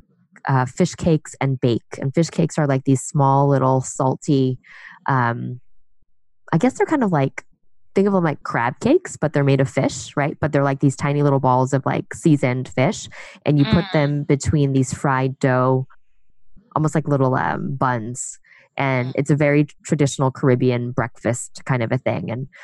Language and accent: English; New York City, New York, United States; I grew up in New York. My husband also grew up in New York. And I grew up in Chinatown